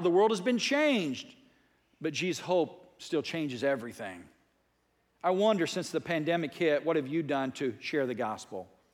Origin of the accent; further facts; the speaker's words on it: United States; I was raised as a strong American. I'm an American